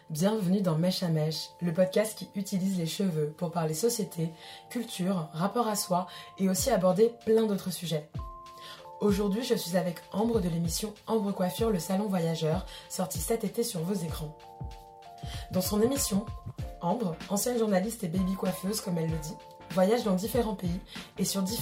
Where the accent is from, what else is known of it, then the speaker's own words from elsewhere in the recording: Paris, Île-de-France, France; also born or lived in Brittany; je suis parisienne, bretonne